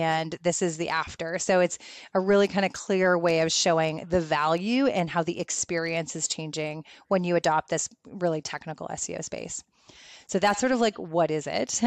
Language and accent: English; Canada; also born or lived in Guelph, Ontario; I'm Canadian